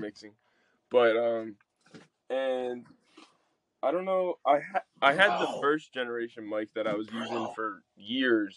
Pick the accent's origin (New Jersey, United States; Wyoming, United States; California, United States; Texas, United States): New Jersey, United States; Atlantic Highlands; I'm from Atlantic Highlands